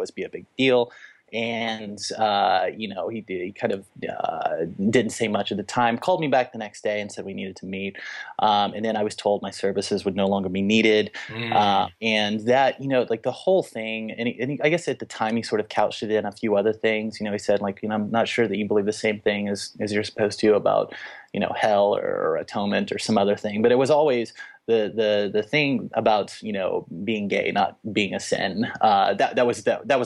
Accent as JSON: {"language": "English", "town": "Little Rock", "region": "Arkansas", "country": "United States", "tie": "born or raised there", "said": "I grew up in Little Rock, Arkansas, in a very conservative evangelical setting"}